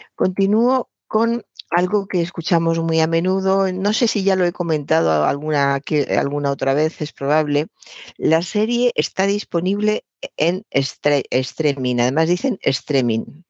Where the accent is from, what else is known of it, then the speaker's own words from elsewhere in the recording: Spain; somos españoles y hablamos español